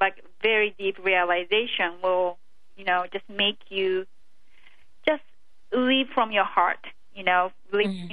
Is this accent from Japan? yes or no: yes; Japan; moved away; I came from Japan where it's, you know, the emotions are not considered to be like valued very well